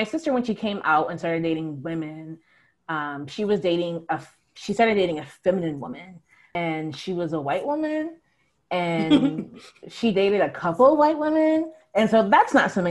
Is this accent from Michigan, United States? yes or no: no; Long Beach, California, United States; now in Buffalo, United States; from Long Beach, which is